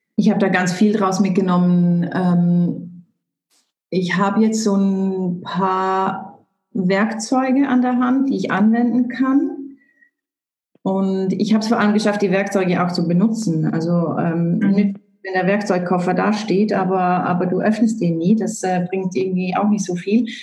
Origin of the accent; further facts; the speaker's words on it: Switzerland; Bei uns in der Schweiz